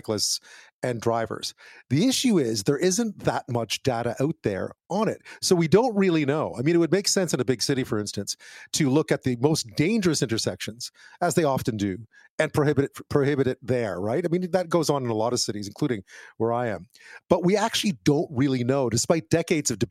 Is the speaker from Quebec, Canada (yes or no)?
yes; Montreal, Quebec, Canada; I grew up in Montreal